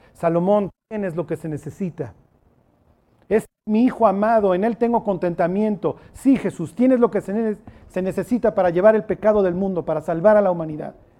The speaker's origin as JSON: {"language": "Spanish", "country": "Mexico", "said": "Soy mexicano siglo XXI."}